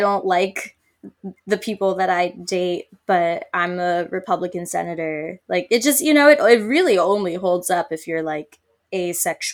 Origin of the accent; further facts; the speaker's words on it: United States; being Italian American